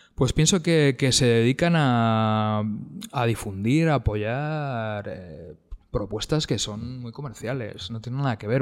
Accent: Getxo, Basque Country, Spain; yo, soy de Guecho, que Guecho es una... Es un municipio con varios pueblos, algunos de ellos de clase alta y otros de media y demás aunque yo, yo crecí en Aldapas

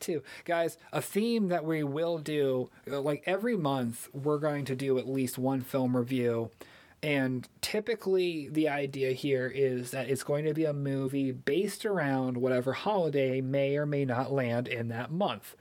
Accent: Missouri, United States; where we're from, because I'm from Missouri

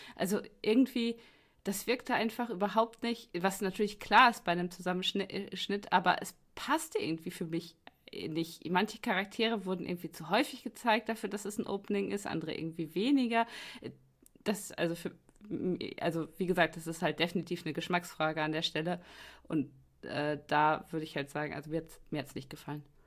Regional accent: Germany; als Deutscher

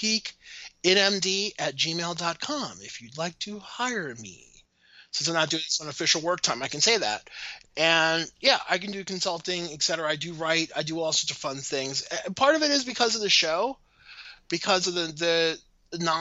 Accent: Maryland, United States; I'm from Maryland

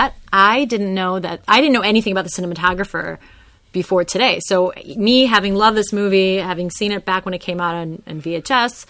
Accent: Chicago, Illinois, United States; growing up in the Chicago area

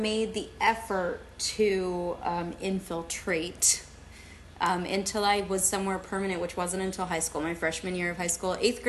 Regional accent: Texas, United States; born there; also born or lived in Germany; I wasn't, actually. I was born in Texas. Yay. Yeah. And we bounced around a bit, and we were in Germany for a while. I went to kindergarten there.

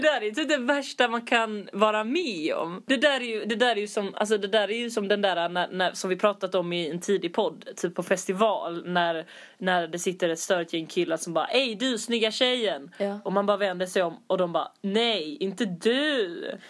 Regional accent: Skåne, Sweden; vi är från Skåne

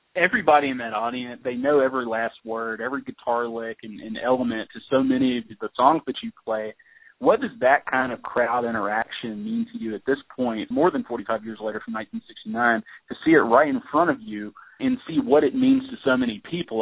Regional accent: the South, United States; as a Southerner

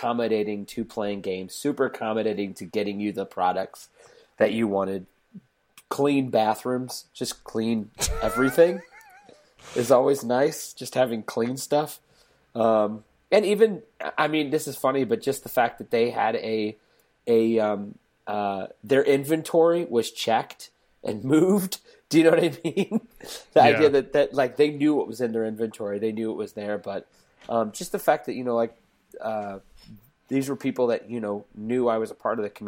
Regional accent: St. Louis, Missouri, United States; moved away; I'm originally from St. Louis, and we had like 5 fantasy shops back in, well, I mean, I think it was like 1 or 2 back in the 90s

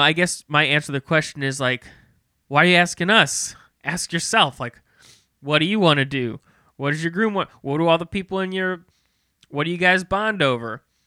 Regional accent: Maryland Heights, Missouri, United States; I grew up in Maryland Heights.

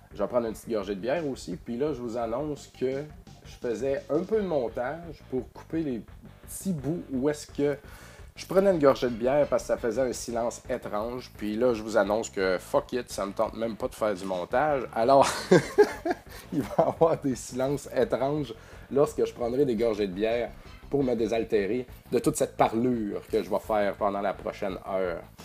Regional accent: Beauce, Quebec, Canada; je viens de la Beauce, puis en Beauce on dit Odette

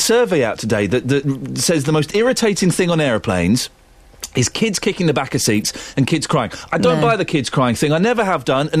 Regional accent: Slough, South East England, United Kingdom; I'm 40 years old. I was born in Slough and my birthday is June the 9th, 1973.

